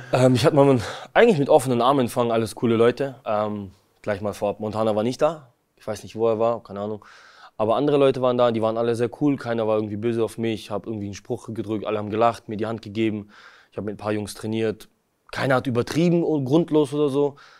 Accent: Kazakhstan; moved away; geboren bin ich in Kasachstan

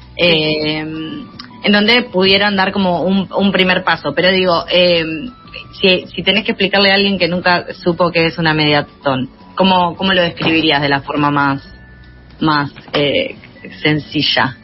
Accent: Junín, Buenos Aires Province, Argentina; Majo y yo somos de Junín

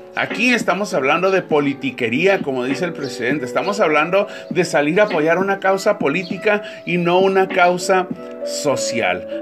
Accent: Mexico

